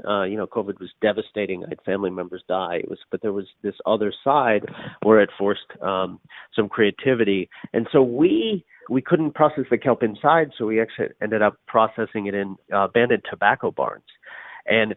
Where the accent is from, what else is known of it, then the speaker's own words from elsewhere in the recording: Newfoundland and Labrador, Canada; I'm from Newfoundland